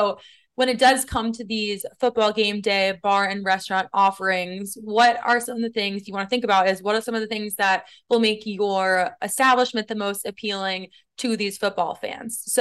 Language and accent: English; Boston, Massachusetts, United States; moved away as an adult; now in New York City, United States